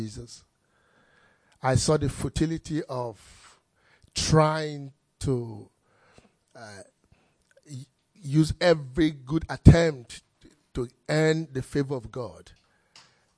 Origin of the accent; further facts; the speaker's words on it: Nigeria; I grew up in Nigeria.